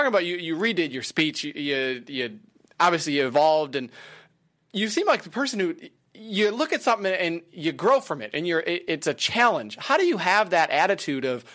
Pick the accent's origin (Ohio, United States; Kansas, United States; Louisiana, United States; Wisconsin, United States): Wisconsin, United States; I grew up in Wisconsin. So I grew up in a farming